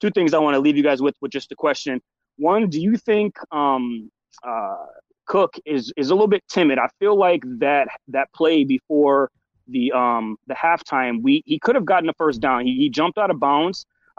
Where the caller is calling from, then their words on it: Shakopee, Minnesota, United States; I'm in Shakopee, Minnesota, so I'm out here with you guys.